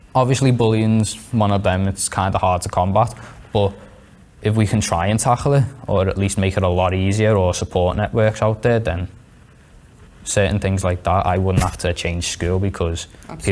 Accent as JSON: {"language": "English", "town": "Liverpool", "region": "North West England", "country": "United Kingdom", "said": "I'm 16 from Liverpool"}